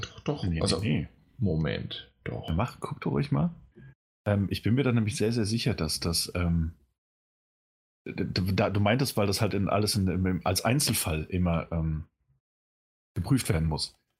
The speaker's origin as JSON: {"language": "German", "country": "Germany", "said": "als Deutscher"}